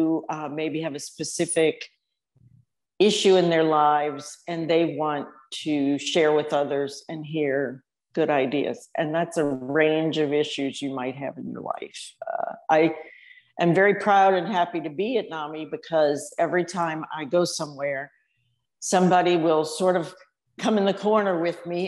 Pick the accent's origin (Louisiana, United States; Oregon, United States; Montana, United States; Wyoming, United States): Louisiana, United States; New Orleans; moved away as an adult; also born or lived in Austin, Texas; I grew up in New Orleans and I went to Texas for too long and moved back